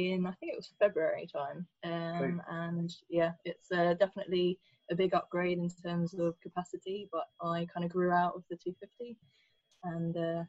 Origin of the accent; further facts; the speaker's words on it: Brighton, South East England, United Kingdom; moved away as an adult; now in London, United Kingdom; I'm about to turn 31. I'm from Brighton originally, moved up to London about 10 years ago.